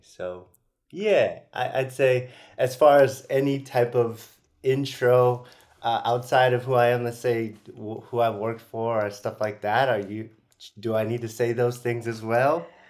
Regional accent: San Francisco, California, United States; I'm originally from the Bay Area, San Francisco

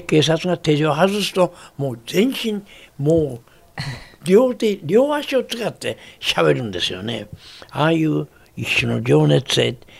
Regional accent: Kansai, Japan; accent: Kansai-ben; also born or lived in Tokyo; 東京で「ザ・リクエストショー」という歌謡番組をテレビで持った時ね関西弁でやった

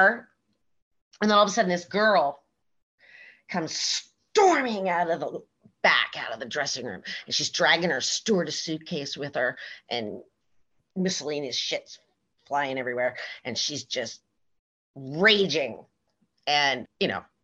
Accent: West Coast, United States; moved away as an adult; also born or lived in Las Vegas / New York City; I was from the West Coast

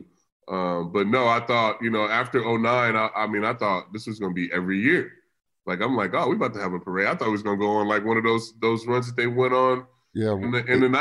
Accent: California, United States; I grew up in California, in inner city

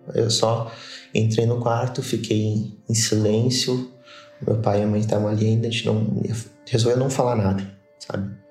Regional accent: Caxias do Sul, Rio Grande do Sul, Brazil; sou de Caxias do Sul, Rio Grande do Sul

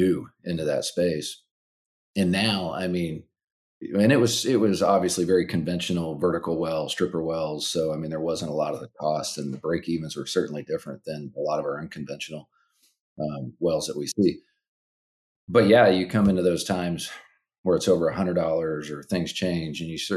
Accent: South Central Nebraska, United States; moved away as an adult; also born or lived in Sterling, Kansas; I actually was a Nebraska kid. I grew up in South Central Nebraska on a farm and a really small town

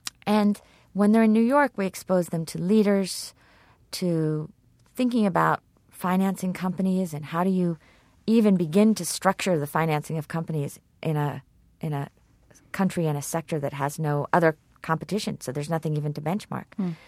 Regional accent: Kenya; English is a second language; And as a Kenyan, I can't even understand that.

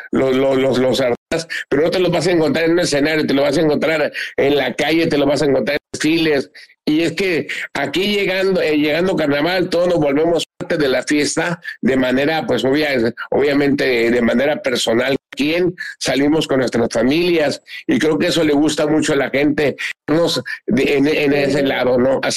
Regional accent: Mazatlán, Sinaloa, Mexico; Con orgullo digo, aquí soy, soy pata salada, soy de Mazatlán.

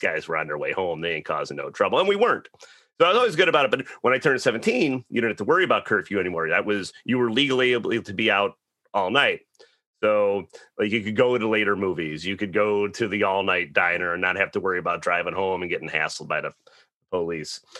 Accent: Chicago, Illinois, United States; in Chicago, during the week, curfew was ten thirty

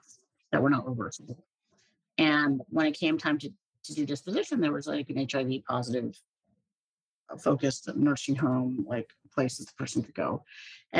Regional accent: Hershey, Pennsylvania, United States; I grew up in central Pennsylvania. I was born in Hershey, Pennsylvania, where they make some chocolates

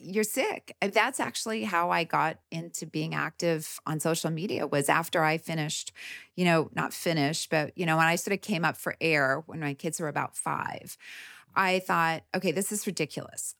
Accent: Winnipeg, Manitoba, Canada; moved away as an adult; also born or lived in Kansas City, Kansas; now in United States; I grew up in the Midwest in Canada

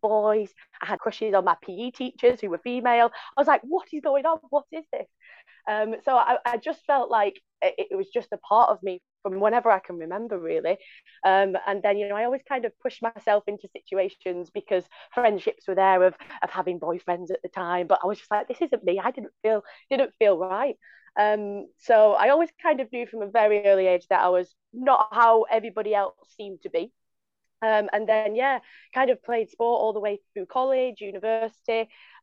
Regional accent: Bolton, North West England, United Kingdom; accent: northern; now in London, United Kingdom; as you can tell from my northern dulcet tones, I'm not from London, even though I work in a London university. I'm originally from the north. From Bolton

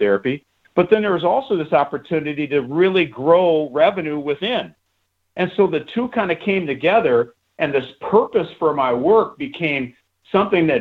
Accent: United States; growing up in the United States

